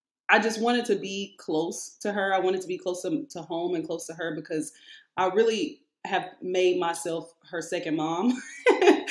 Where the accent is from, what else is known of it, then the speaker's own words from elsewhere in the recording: Chicago, Illinois, United States; I was born in Chicago. My dad still lives in Chicago